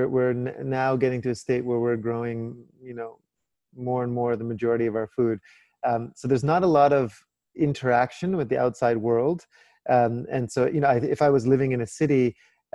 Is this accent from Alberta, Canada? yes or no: no; Vancouver, British Columbia, Canada; moved away as an adult; also born or lived in London / New York / Cape Town; I grew up very urban, right? And I grew up in Vancouver